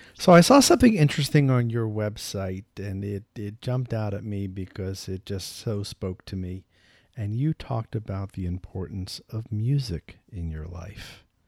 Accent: New York, United States; I'm from New York

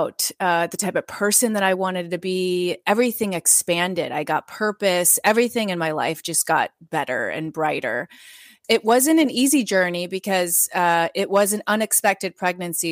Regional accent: Midwest, United States; I grew up in the Midwest.

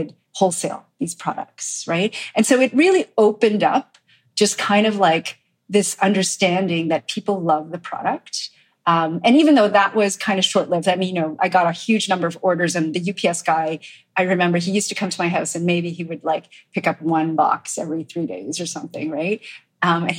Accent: Montreal, Quebec, Canada; I grew up in Montreal, as you said, and, you know, my parents were immigrants from Korea

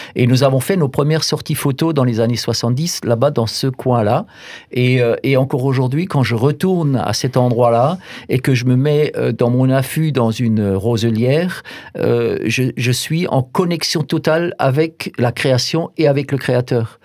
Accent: Alsace Bossue, Grand Est, France; j'ai grandi en Alsace-Bossu, dans un tout petit village

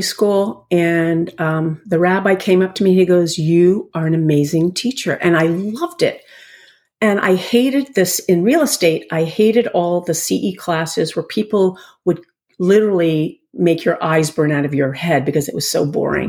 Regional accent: Rye, New York, United States; moved away as an adult; now in Connecticut, United States; I grew up in Rye, New York

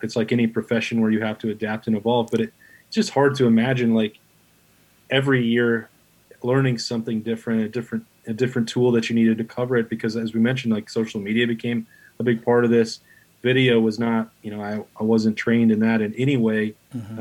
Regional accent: Wyoming, United States; moved away as an adult; also born or lived in Atlanta, Georgia / Tennessee; now in Columbus, United States; I was had an academic scholarship to Wyoming, uh, my home state

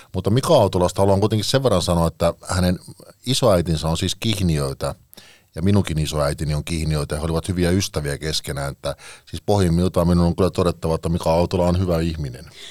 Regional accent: Parkano, Pirkanmaa, Finland; now in Espoo, Finland; rakkaassa kotikaupungissani, niin jonka, jonka nyt haluan tässä mainita kuitenkin, niin Parkanosta.

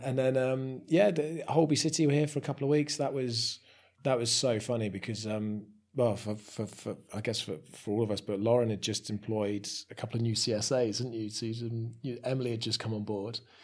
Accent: Somerset, South West England, United Kingdom; moved away as an adult; now in Shrewsbury, United Kingdom; I'm a Somerset boy born and bred

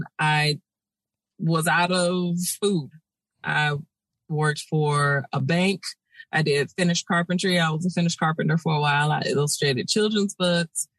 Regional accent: Sacramento, California, United States; Sacramento, born and raised. Sacramento proud, baby.

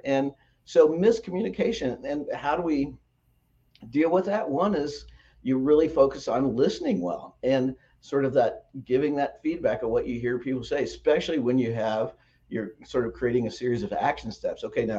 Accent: Midwest, United States; It's in my part of the country, I'm from the Midwest, and we have black walnut trees

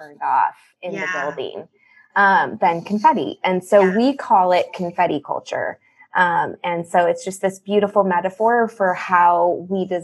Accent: Chicago, Illinois, United States; I'm from the Chicago area, born and raised here

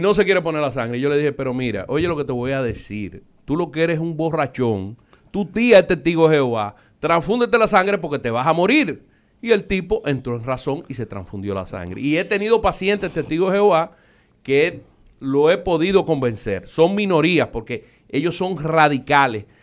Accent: Dominican Republic; Nosotros, como dominicanos, somos orgullosos de nuestra raza y nuestro país.

